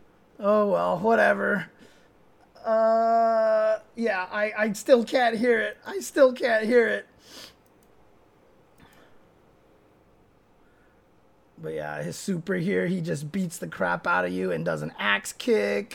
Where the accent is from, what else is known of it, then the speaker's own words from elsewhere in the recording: United States; I'm American-born Chinese